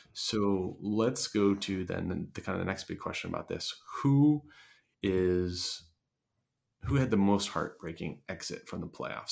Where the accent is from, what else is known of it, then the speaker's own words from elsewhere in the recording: Philadelphia, Pennsylvania, United States; my hometown Phillies